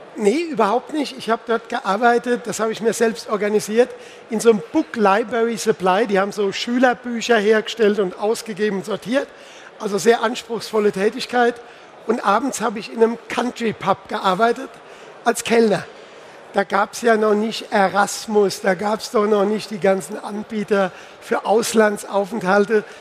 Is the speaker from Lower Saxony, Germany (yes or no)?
no; Pirmasens, Rhineland-Palatinate, Germany; Ich komme ja aus der Pfalz, ich komme aus Pirmasens.